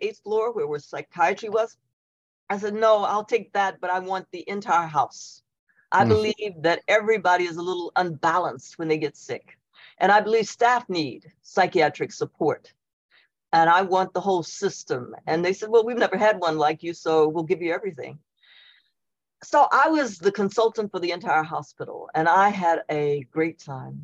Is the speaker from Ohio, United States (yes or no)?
no; Elizabethtown, Kentucky, United States; moved away; I'm from Elizabethtown, Kentucky